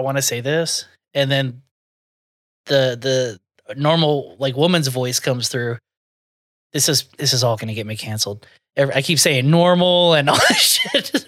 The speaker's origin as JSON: {"language": "English", "region": "the South", "country": "United States", "said": "I'm from the South, so I do have some tendencies"}